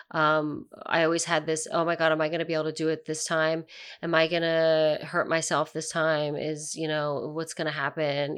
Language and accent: English; near Philadelphia, Pennsylvania, United States; I'm from Pennsylvania, I'm from kind of near Philadelphia